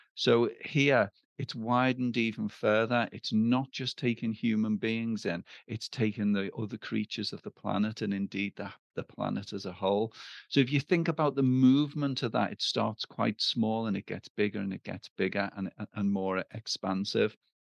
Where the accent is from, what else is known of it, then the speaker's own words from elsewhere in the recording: Liverpool, North West England, United Kingdom; I'm from Liverpool